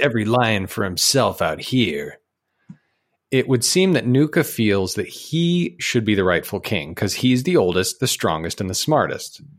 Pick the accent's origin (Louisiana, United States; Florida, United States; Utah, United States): Utah, United States; now in Georgia, United States; I grew up in Utah